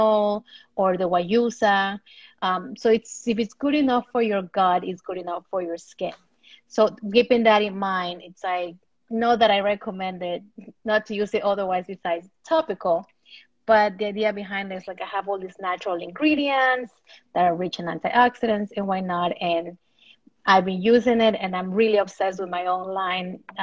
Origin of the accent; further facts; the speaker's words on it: Ecuador; I'm from Ecuador